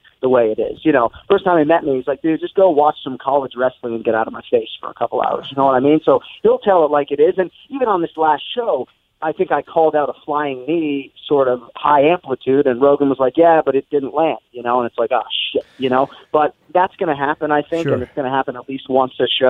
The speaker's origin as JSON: {"language": "English", "town": "Boston", "region": "Massachusetts", "country": "United States", "tie": "born or raised there", "said": "my boss is from my hometown"}